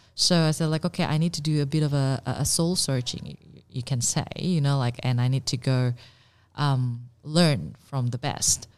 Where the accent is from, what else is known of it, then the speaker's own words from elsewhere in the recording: Indonesia; also born or lived in Singapore / Paris, France; now in Melbourne, Australia; I was born in Indonesia and I did my college in Singapore